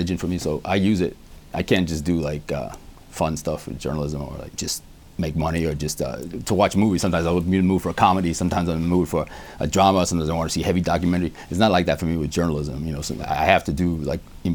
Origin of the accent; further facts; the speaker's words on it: New York City, New York, United States; I lived in Howard Beach, Queens